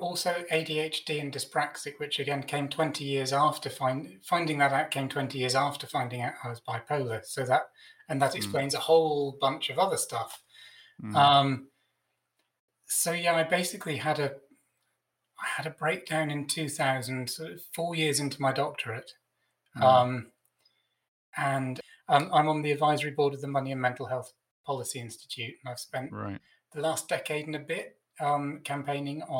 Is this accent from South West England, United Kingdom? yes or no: yes; Stroud, South West England, United Kingdom; I grew up in Stroud in the Cotswolds